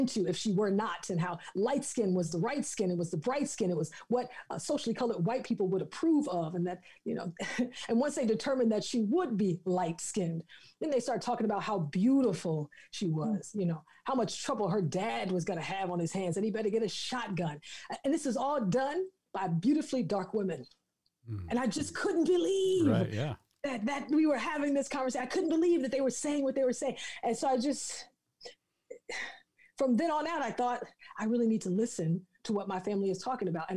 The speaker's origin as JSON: {"language": "English", "region": "the South", "country": "United States", "said": "I'm from the South"}